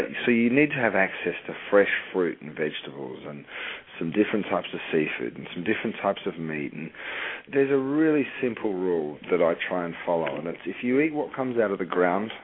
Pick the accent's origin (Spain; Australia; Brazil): Australia; moved away as an adult; also born or lived in Europe; now in United States; I grew up in Australia and then moved to Europe and worked and lived in Europe for 7 or 8 years